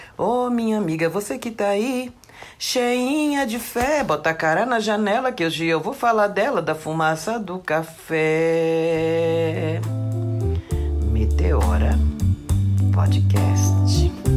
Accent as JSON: {"language": "Portuguese", "region": "São Paulo", "country": "Brazil", "tie": "born or raised there", "said": "no meu bairro Jardim Ataliba Leonel, aonde eu fui criada"}